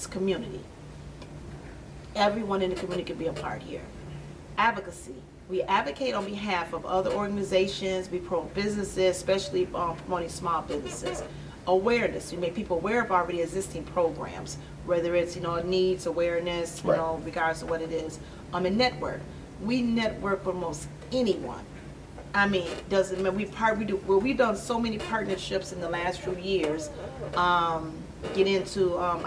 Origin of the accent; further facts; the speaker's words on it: Aurora, Illinois, United States; I grew up on Kane Street right here on the Rowan East Side.